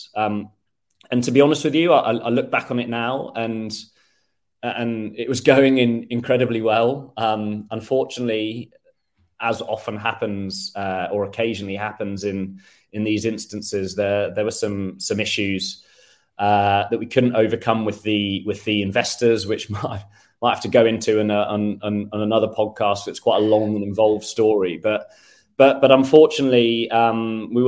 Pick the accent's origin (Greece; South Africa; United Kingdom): United Kingdom; moved away as an adult; now in Sweden; I'm British